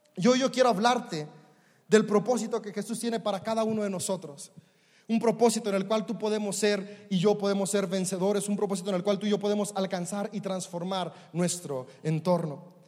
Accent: Mexico; como buen mexicano

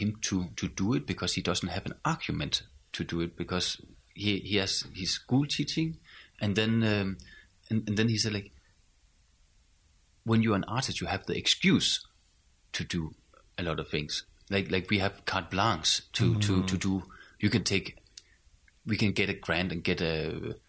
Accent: Skive, Central Denmark Region, Denmark; From the northern part. I come from Skive

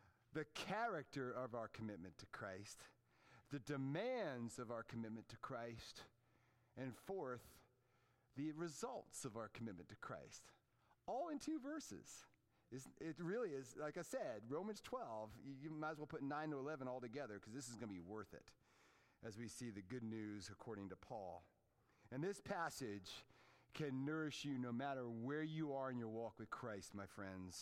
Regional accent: Fairfax, Virginia, United States; the neighborhood where I grew up in Fairfax, Virginia

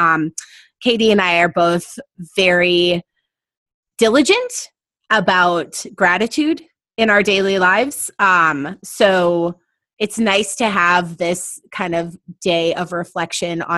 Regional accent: La Center, Washington, United States; moved away; growing up in La Center

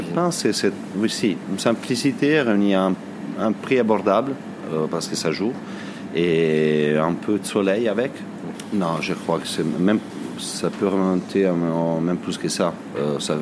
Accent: Varese, Lombardy, Italy; French is a second language; moved away as an adult; now in France; je suis né à Varese, euh, en Lombardie, du côté du lac Majeur

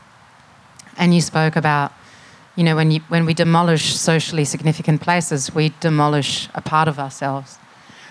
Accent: Germany; now in Melbourne, Australia; I'm from Germany originally

